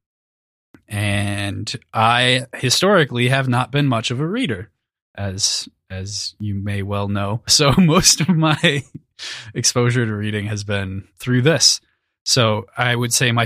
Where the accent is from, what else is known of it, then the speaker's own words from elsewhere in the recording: St. Cloud, Minnesota, United States; I grew up with Crossland in St. Cloud, Minnesota, which is just right smack dab in the middle of the state.